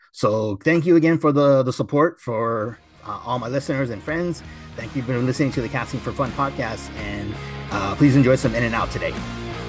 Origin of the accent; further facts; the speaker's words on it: Temple City, California, United States; the location I grew up going to in Temple City